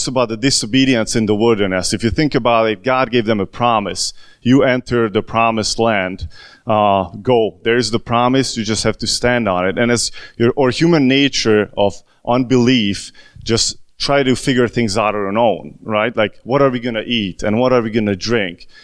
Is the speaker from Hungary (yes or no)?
yes; Hungary; first language Hungarian; English is a second language; now in United States; from Hungary, just like I am, from the good old motherland.